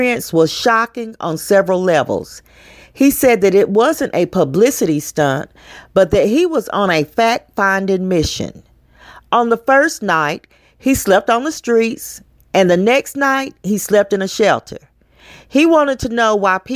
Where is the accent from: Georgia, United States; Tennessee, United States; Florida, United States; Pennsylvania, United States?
Tennessee, United States; Knoxville; In Knoxville, my hometown